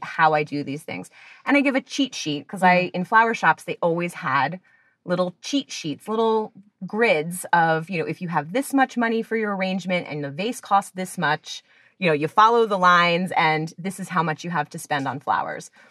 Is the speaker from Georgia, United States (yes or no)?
no; New Jersey, United States; moved away; I'm from New Jersey originally, so of course you go to the mall to get a job